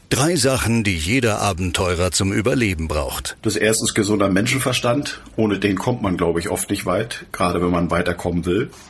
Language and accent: German; Rostock, Mecklenburg-Vorpommern, Germany; Ich bin ja in Rostock geboren, äh, konnte praktisch bis zur Wende meinen Aktionsradius nur beschränken ähm, auf Binnengewässer.